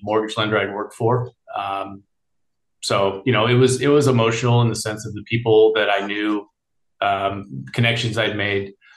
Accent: Bay Area, California, United States; born and raised in the Bay Area

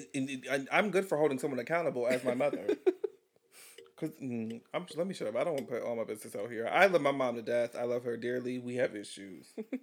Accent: Chicago, Illinois, United States; I am from Chicago.

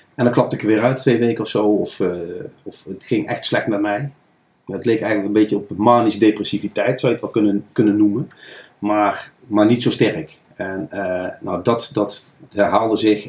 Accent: Nijmegen, Gelderland, Netherlands; Ik ben geboren en getogen in Nijmegenaar. Kan je soms ook wel horen.

